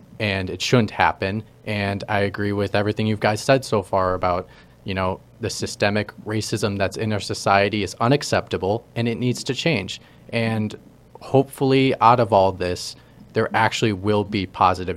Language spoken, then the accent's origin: English; Minneapolis, Minnesota, United States; moved away; I came from Minnesota and Minneapolis area